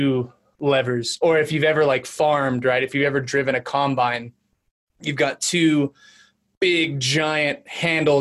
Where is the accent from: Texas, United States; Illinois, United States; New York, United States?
Texas, United States; San Antonio; moved away as an adult; now in Utah, United States; I'm originally from San Antonio, moved up to Utah to go to school